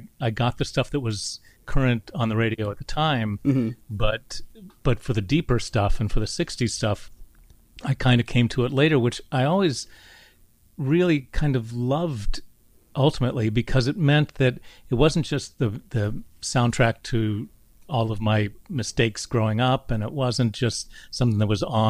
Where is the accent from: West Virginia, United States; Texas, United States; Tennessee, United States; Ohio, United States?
West Virginia, United States; I grew up in West Virginia